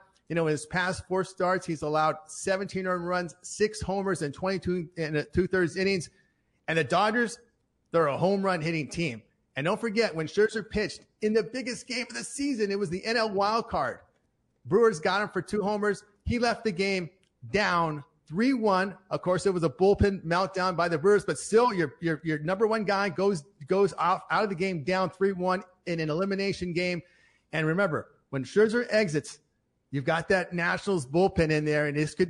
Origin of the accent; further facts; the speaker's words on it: United Kingdom; I don't know if I'm a Brit would like a Yankee too much anyway.